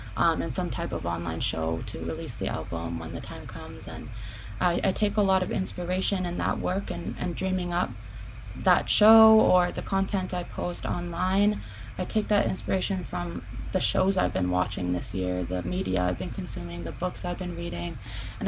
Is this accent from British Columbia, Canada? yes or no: yes; Penticton, British Columbia, Canada; also born or lived in Vancouver; I was born in Penticton. Yeah, my dad raised me there.